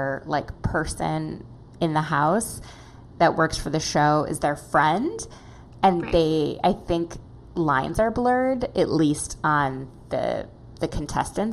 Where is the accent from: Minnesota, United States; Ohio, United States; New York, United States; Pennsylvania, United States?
Minnesota, United States; Minneapolis; moved away; I am from Minneapolis originally